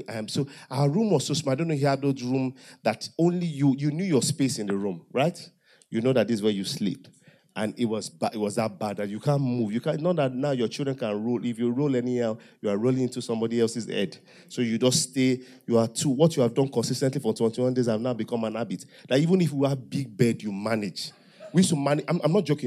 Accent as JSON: {"language": "English", "region": "Delta Igbo side / Ondo", "country": "Nigeria", "said": "I'm an half-caste. I'm partly Ondo, partly Delta. I speak Yoruba very well. I speak Igbo very well"}